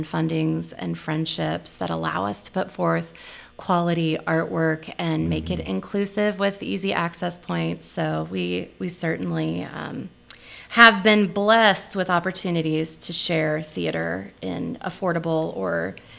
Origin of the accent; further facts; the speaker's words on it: the Ozarks, United States; born there; now in Nebraska, United States; she's Swedish, and I was born in the Ozarks, and you know, we're just weird.